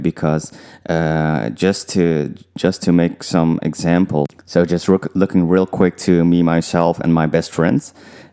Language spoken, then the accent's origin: English; Netherlands; also born or lived in Suriname (parents); I was growing up in the Netherlands